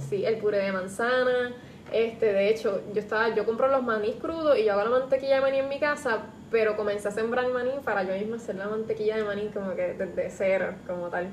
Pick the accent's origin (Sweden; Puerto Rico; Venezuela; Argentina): Puerto Rico; San Juan; yo soy de San Juan